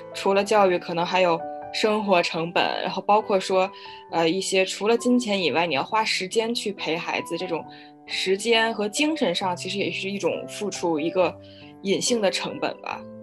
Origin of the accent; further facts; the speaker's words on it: Beijing, China; 因为我现在住在北京，然后我也从嗯。小就是在北京长大，对这儿比较了解